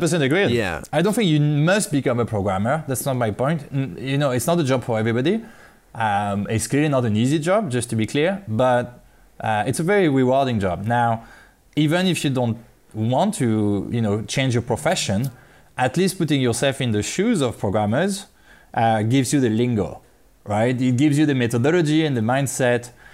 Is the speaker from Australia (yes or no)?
no; France; moved away as an adult; now in China; I'm from France.